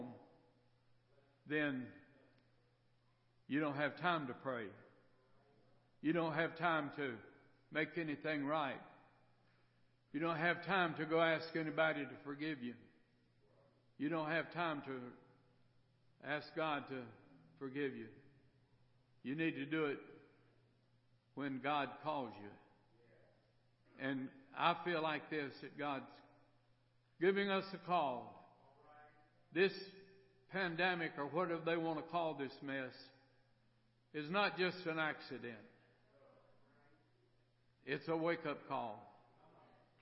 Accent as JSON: {"language": "English", "town": "Miami", "region": "Florida", "country": "United States", "tie": "born or raised there", "moved": "as an adult", "said": "I was raised in Miami, Florida, up until I was about 19, 20 years old"}